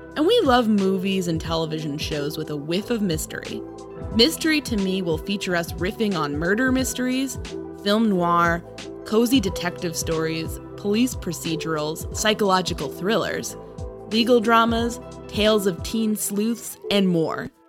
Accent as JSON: {"language": "English", "region": "New York", "country": "United States", "tie": "born or raised there", "said": "I grew up in New York"}